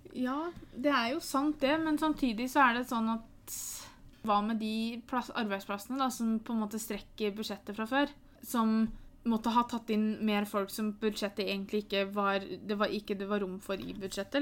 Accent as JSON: {"language": "Norwegian", "country": "Norway", "tie": "born or raised there", "said": "Jeg er født i Norge, jeg har norske foreldre."}